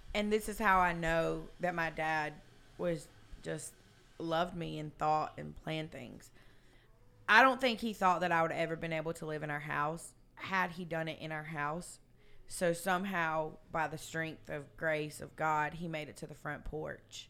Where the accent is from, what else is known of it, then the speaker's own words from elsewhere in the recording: South Georgia, United States; I was raised in South Georgia